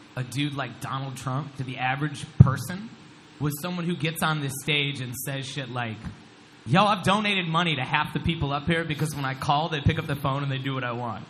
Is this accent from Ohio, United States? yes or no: yes; Ohio, United States; I'm from Ohio